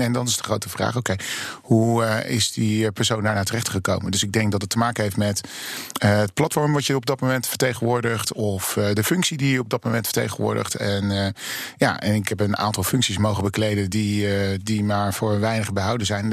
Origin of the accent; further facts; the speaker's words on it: Rotterdam, South Holland, Netherlands; moved away as an adult; now in Amsterdam, Netherlands; in ben Rotterdammer